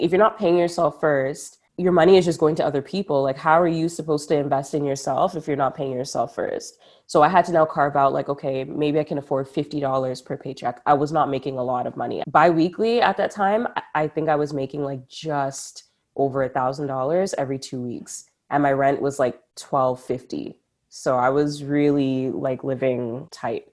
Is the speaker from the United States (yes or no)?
no; Ottawa, Ontario, Canada; Ottawa, the 613, the the city that made me